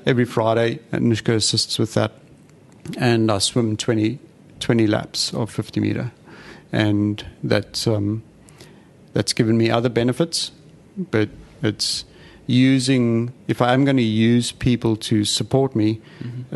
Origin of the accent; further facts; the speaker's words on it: South Africa; now in Australia; I'm South African, as you can hear